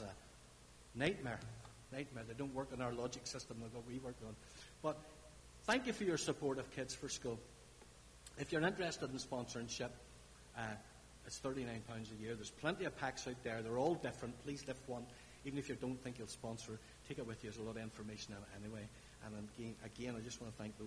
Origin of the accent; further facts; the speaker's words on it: Larne, Northern Ireland, United Kingdom; I'm from Larne. We talk about foots down in Larne